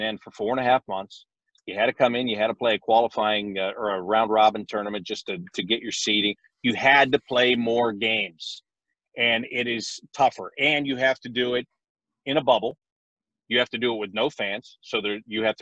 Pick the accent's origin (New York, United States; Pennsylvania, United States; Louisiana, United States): Pennsylvania, United States; moved away; also born or lived in Pittsburgh; I was born in Pittsburgh and grew up an hour outside of Pittsburgh